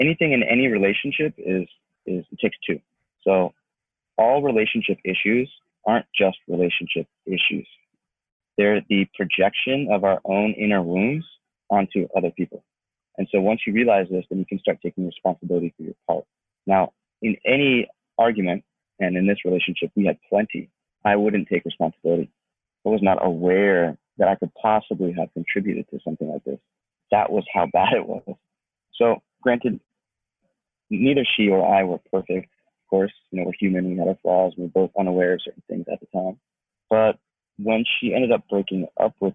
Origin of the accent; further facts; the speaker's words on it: Atlanta, Georgia, United States; moved away as an adult; now in Los Angeles, United States; I'm from Atlanta, Georgia. And I moved out to LA after my inner transformation started.